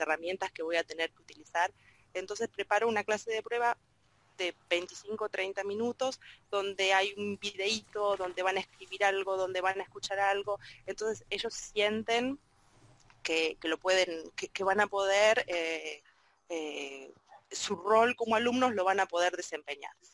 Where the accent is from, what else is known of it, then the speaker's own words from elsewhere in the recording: Argentina; yo también soy argentina